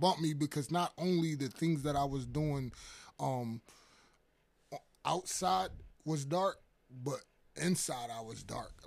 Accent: New York City, New York, United States; I'm originally from Harlem, New York

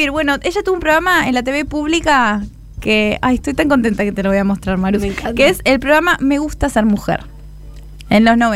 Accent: Buenos Aires, Argentina; Aguante Buenos Aires, es mi ciudad.

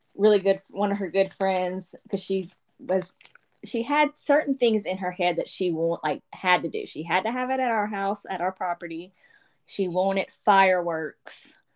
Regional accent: Louisiana, United States; I'm from Louisiana

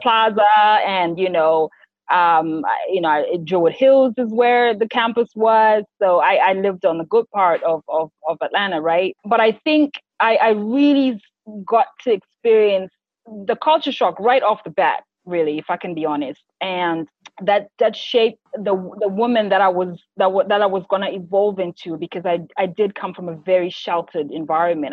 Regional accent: Harare, Zimbabwe; moved away as an adult; also born or lived in United States / United Arab Emirates; now in Dubai, United Arab Emirates; Born and raised in Zimbabwe, so I'm a Harare girl all the way.

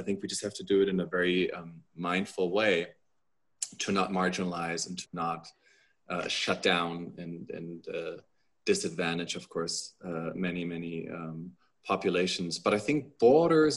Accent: Germany; moved away; also born or lived in United States; I am a German and an American citizen.

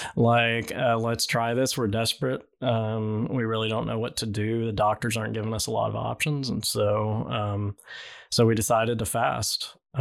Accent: Texas, United States; moved away; I grew up in Texas

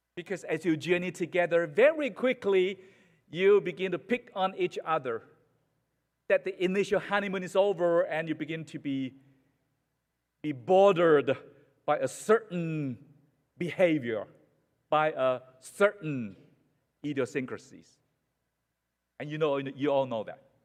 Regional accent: Malaysia; now in United States; in Malaysia, in my hometown

